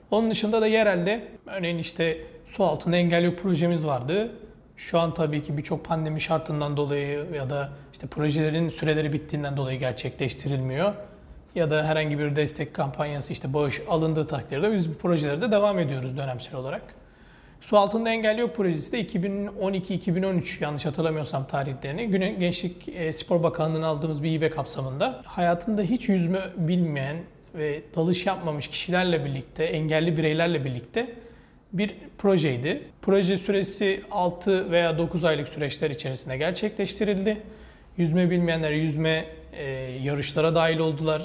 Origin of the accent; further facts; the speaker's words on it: Çanakkale, Turkey; also born or lived in Bursa; Çanakkale'liyim. 18 Mart 1991 doğumluyum